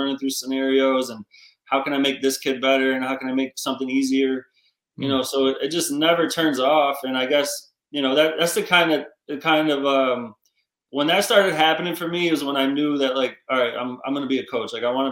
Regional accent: Gloversville, New York, United States; I'm from Gloversville, New York

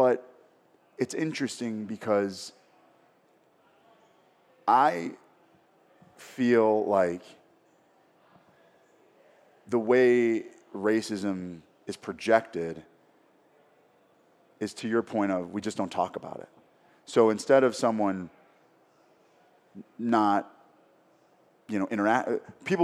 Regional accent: Minneapolis, Minnesota, United States; growing up in Minneapolis

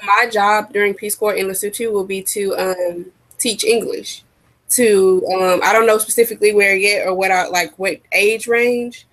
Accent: United States; we're from America

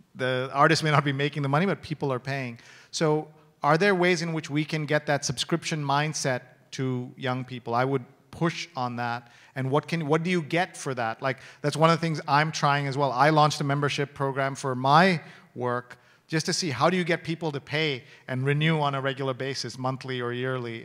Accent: New York, United States; I'm from New York

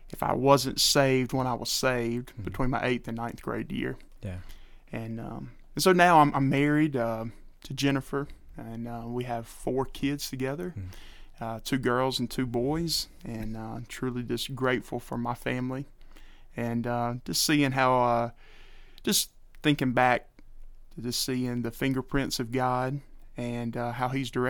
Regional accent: Alabama, United States; I'm from Alabama originally. Uh, parents are from uh, the lower section of Alabama, and um, my dad was in grocery business, so moved us around a lot, and uh, we ended up in Citronelle.

